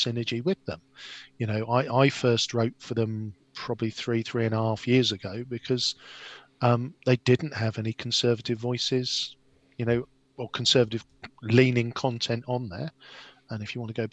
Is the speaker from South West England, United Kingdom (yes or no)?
no; Gosport, South East England, United Kingdom; I grew up in Gosport